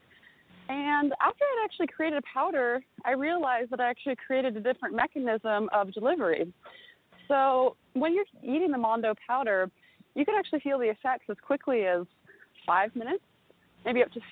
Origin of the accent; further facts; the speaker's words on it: Napa Valley, California, United States; I grew up in Napa Valley